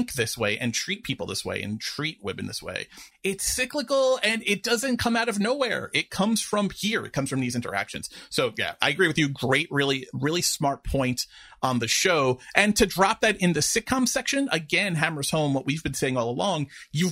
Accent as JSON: {"language": "English", "region": "New York", "country": "United States", "said": "as a New Yorker"}